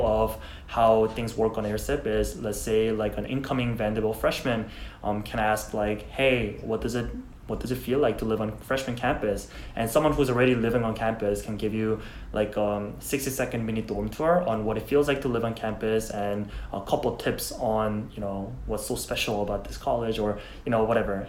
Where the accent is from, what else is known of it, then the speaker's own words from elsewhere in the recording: South Korea; English is a second language; now in United States; I'm from Korea